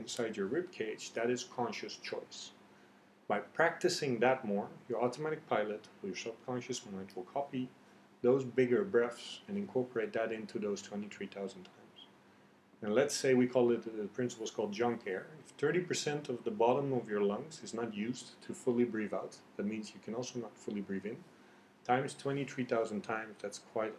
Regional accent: Netherlands; moved away as an adult; also born or lived in Iran; now in Vietnam; I grew up in Holland. I have Persian genes or Persian genetics. But I lived in Dutch environment

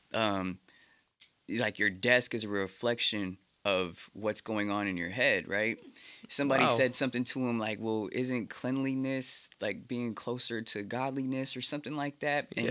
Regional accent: Oceanside, California, United States; also born or lived in Hemet, California; I was brought up in Oceanside

